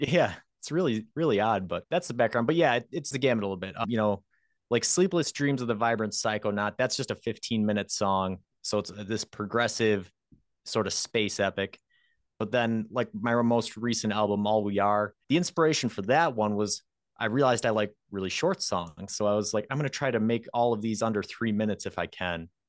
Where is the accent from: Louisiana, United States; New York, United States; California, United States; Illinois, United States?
New York, United States; near Rochester; pretty close to my hometown